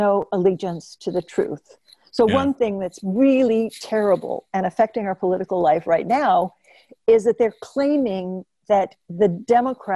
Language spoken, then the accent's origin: English; Oklahoma, United States; I'm from the Southwest myself, and I'm from Oklahoma.